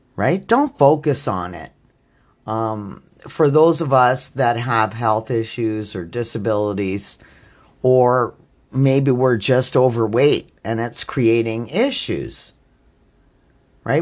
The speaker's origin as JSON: {"language": "English", "country": "Canada", "said": "I'm Canadian"}